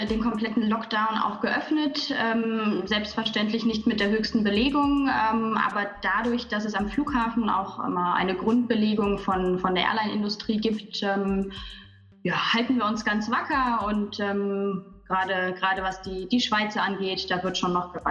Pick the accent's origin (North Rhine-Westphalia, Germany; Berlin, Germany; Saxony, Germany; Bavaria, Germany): North Rhine-Westphalia, Germany; Cologne; moved away as an adult; now in Zurich, Switzerland; ich bin äh, auch zugewandert äh, aus Deutschland, äh, komme ursprünglich aus Köln, habe dort schon äh, ein paar Jahre für Dürrent gearbeitet und genau, jetzt seit fünf Jahren im wunderschönen Zürich